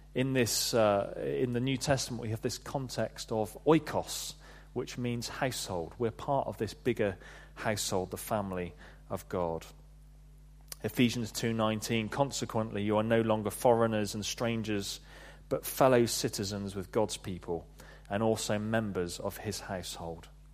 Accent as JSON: {"language": "English", "area": "Devon", "region": "South West England", "country": "United Kingdom", "tie": "born or raised there", "moved": "as an adult", "said": "I grew up in Devon"}